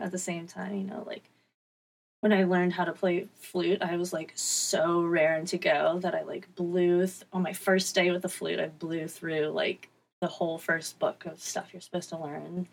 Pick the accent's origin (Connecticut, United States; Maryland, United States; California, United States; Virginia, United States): Virginia, United States; Newport News; I'm from Newport News, Virginia.